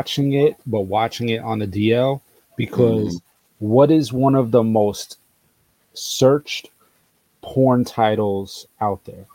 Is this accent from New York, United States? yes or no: yes; New York, United States; also born or lived in Atlanta; I'm from New York